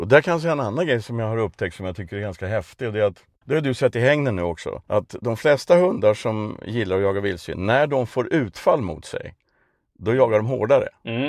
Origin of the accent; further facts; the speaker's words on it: Stockholm, Stockholm County, Sweden; moved away as an adult; also born or lived in Värmland; now in Östergötland, Sweden; jag är från ett ställe som förr hette Sibirien i Vasastan i Stockholm.